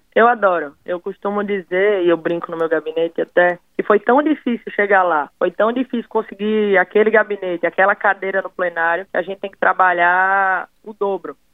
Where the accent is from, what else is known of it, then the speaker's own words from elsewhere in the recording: Northeast Region, Brazil; Como uma boa nordestina